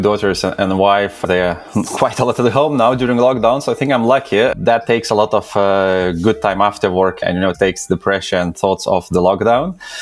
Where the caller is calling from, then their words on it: London, United Kingdom; I'm calling from London. I'm located here, so yeah, London, UK